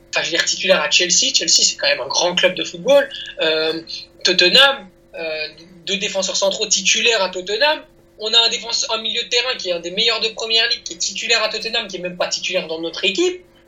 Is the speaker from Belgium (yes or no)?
yes; Belgium; en, France en tant que petit belge